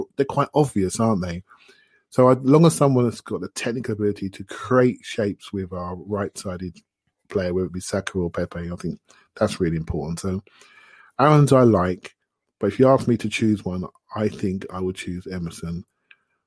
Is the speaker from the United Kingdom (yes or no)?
yes; Luton, East of England, United Kingdom; I grew up in Luton